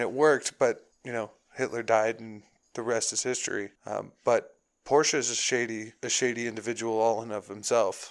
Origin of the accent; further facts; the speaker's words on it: Chicago, Illinois, United States; moved away; growing up in Chicago, it would snow on my birthday in June